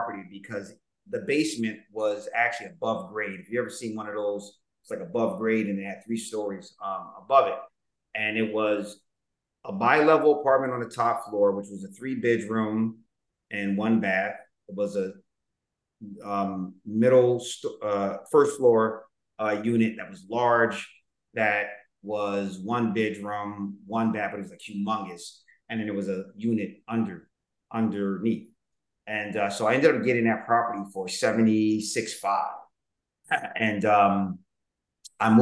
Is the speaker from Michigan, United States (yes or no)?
no; Philadelphia, Pennsylvania, United States; I was raised in Southwest. I actually bought my parents' home